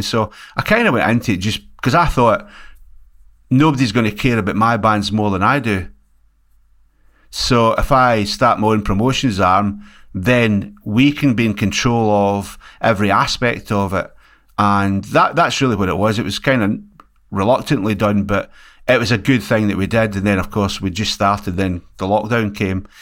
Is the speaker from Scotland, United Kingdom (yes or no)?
yes; Scotland, United Kingdom; also born or lived in West Yorkshire; now in Liverpool, United Kingdom; here in Scotland where I come from